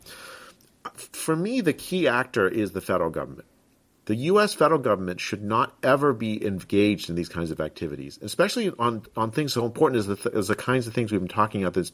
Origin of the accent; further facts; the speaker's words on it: United States; As an American